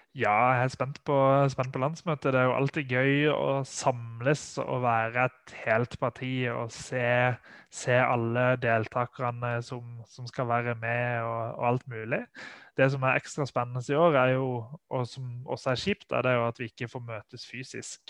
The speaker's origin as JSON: {"language": "Norwegian", "region": "Sørlandet", "country": "Norway", "said": "der jeg kommer fra, fra Sørlandet"}